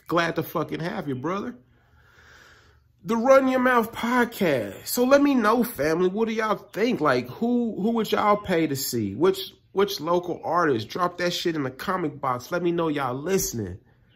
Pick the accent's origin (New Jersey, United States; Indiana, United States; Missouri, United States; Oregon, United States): Missouri, United States; Kansas City; growing up in Kansas City